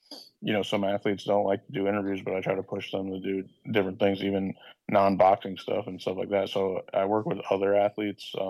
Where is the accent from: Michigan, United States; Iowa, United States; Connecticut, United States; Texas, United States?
Connecticut, United States; I'm from Connecticut